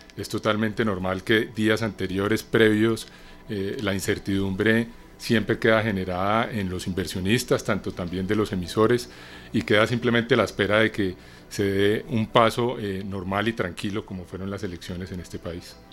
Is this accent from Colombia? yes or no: yes; Colombia; amo el café como buen colombiano